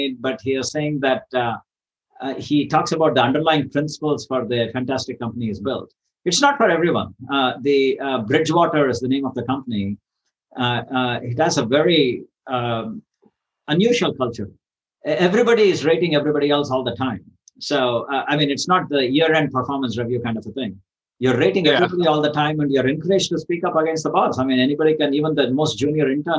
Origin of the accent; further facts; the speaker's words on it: India; moved away; I'm originally from India